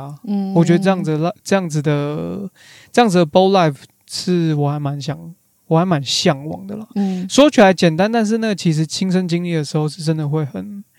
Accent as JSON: {"language": "Chinese", "country": "Taiwan", "said": "我们台湾人、亚洲人"}